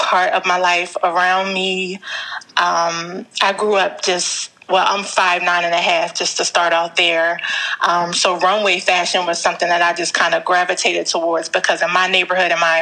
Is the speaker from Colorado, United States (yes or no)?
no; Philadelphia, Pennsylvania, United States; I'm from Philadelphia